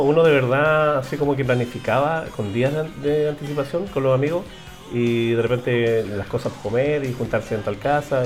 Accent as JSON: {"language": "Spanish", "town": "Los Andes", "region": "Valparaíso", "country": "Chile", "said": "yo soy de los Andes"}